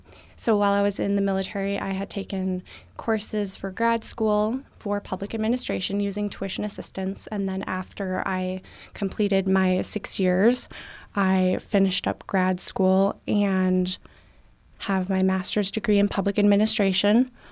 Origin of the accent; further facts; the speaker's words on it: Ogilvie, Minnesota, United States; So I'm originally from Ogilvie.